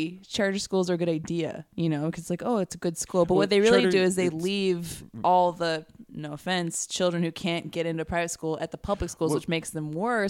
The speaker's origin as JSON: {"language": "English", "region": "California", "country": "United States", "said": "being a Californian, I'm kind of used to the whole water restriction thing."}